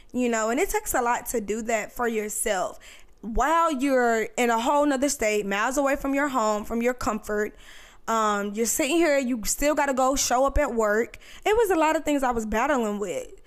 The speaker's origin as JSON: {"language": "English", "region": "North Carolina", "country": "United States", "moved": "as an adult", "lives_now": "Virginia Beach, United States", "said": "I'm originally from North Carolina, but I moved to Virginia Beach"}